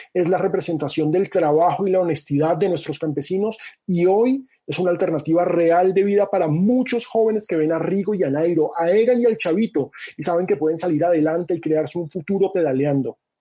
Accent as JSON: {"language": "Spanish", "country": "Colombia"}